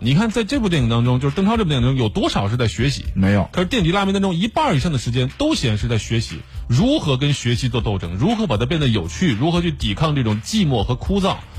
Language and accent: Chinese; China; 我们中国人的生活